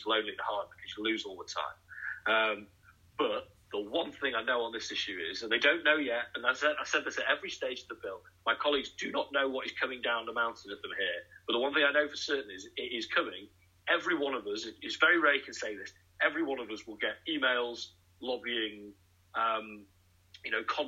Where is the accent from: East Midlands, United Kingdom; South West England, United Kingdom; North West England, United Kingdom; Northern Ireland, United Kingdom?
East Midlands, United Kingdom; Nottingham; and I would always mention Boots because I'm from Nottingham